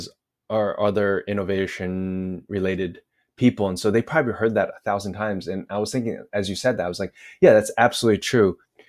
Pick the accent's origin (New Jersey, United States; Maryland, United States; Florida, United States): New Jersey, United States; moved away as an adult; also born or lived in China; now in Lisbon, Portugal; I'm from New Jersey, I should also add. So I'm extra arrogant.